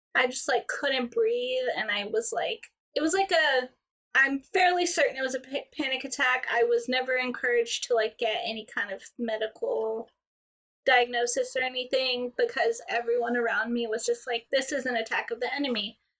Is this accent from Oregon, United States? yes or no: no; Georgia, United States; now in Greenville, United States; Actually, I'm from Georgia, but okay. I live in South Carolina now